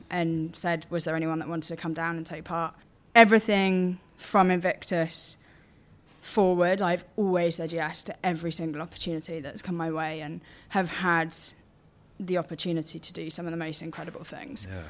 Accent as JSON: {"language": "English", "town": "Portsmouth", "region": "South East England", "country": "United Kingdom", "tie": "born or raised there", "said": "I grew up in Portsmouth"}